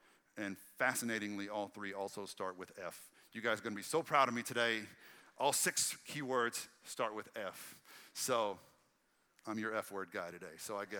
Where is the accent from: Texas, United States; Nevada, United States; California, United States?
Texas, United States; Red Lick; that's what I grew up with in Red Lick, Texas. We didn't get our seafood fresh daily. You know, like it was out in the sticks, and I was country poor.